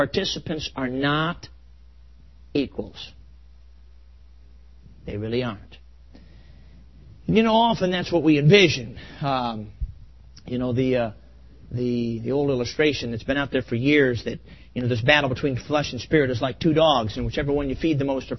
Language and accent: English; Chicago, Illinois, United States; now in Ann Arbor, United States; I grew up in Chicago